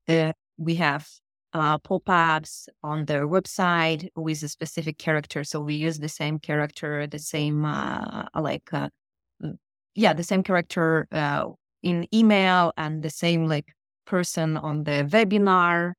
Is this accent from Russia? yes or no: yes; Saint Petersburg, Russia; first language Russian; English is a second language; moved away as an adult; also born or lived in Daytona Beach, United States / Boston, United States; now in Israel; I was born in the Soviet Union in Russia in yep. beautiful city Saint Petersburg